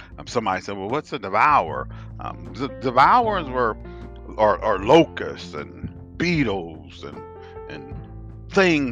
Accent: United States; accent: African American; I'm African American

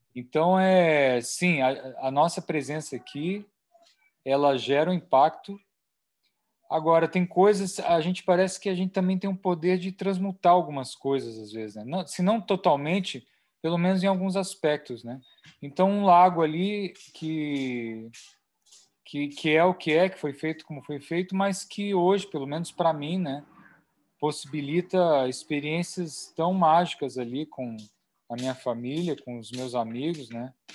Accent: Chapada dos Veadeiros, Goiás, Brazil; Chapada dos Veadeiros, Cerrado, que é a minha terra

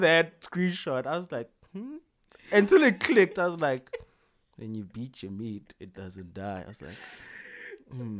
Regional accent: South Africa

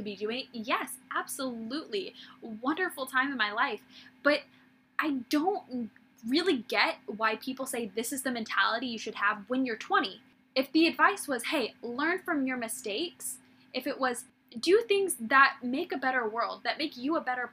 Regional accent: Midwest, United States; moved away as an adult; also born or lived in West Coast / Redding, California; I grew up in the Midwest

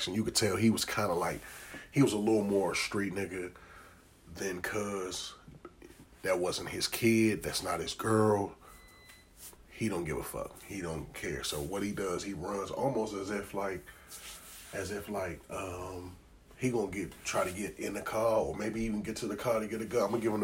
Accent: Maryland, United States; I'm from Maryland. Our trenches is like apartments and shit like

